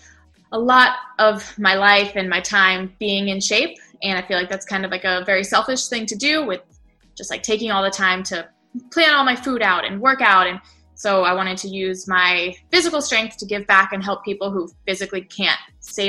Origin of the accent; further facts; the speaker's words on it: Fort Lauderdale, Florida, United States; also born or lived in Miami; now in Anaheim Hills, United States; Born in Miami and then raised in Fort Lauderdale